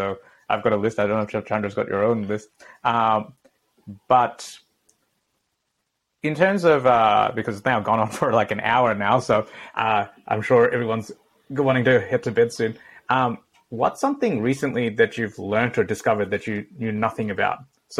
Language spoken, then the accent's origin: English; Gold Coast, Queensland, Australia; growing up on the Gold Coast